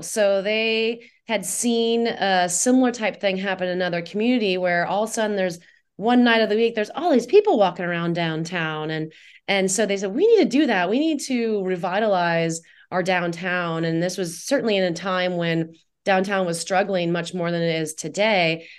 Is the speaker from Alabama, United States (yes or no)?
no; Indiana, United States; moved away as an adult; also born or lived in Guatemala / Costa Rica / Nicaragua; now in Tucson, United States; I grew up in Indiana